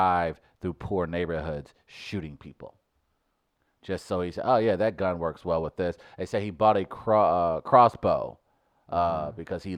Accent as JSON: {"language": "English", "town": "St. Louis", "region": "Missouri", "country": "United States", "said": "I'm from St. Louis"}